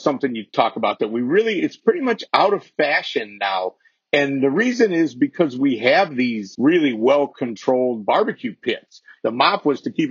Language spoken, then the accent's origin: English; Chicago, Illinois, United States; I come from Chicago